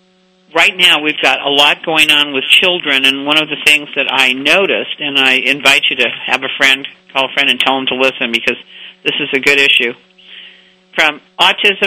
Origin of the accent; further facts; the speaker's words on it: United States; as an American